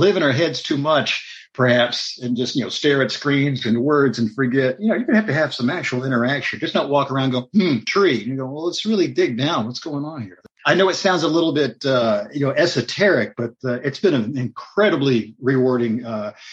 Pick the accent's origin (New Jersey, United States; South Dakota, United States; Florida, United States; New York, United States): Florida, United States; Miami; also born or lived in Texas; now in Knoxville, United States; I was born and raised in Miami, Florida, then spent a little bit of time in Texas